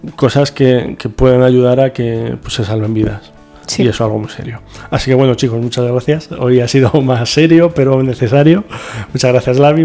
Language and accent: Spanish; Toledo, Castilla-La Mancha, Spain; Como toledano